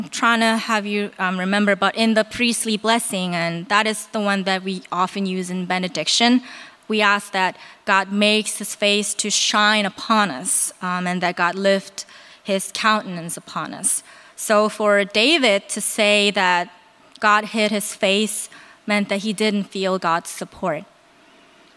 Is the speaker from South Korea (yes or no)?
yes; South Korea; moved away; I'm from Korea